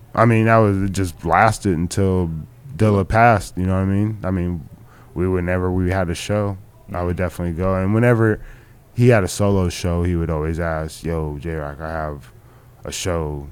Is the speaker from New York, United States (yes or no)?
no; Orange County, California, United States; I'm from Orange County when I was growing up